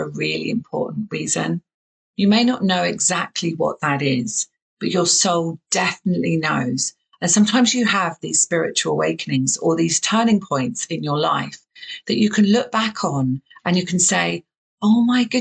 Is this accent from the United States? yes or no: no; southern England, United Kingdom; accent: southern English; I have a very southern English accent